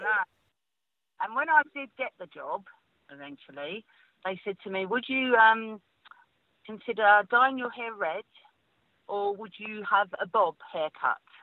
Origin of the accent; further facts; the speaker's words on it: London, United Kingdom; accent: Cockney; being a Cockney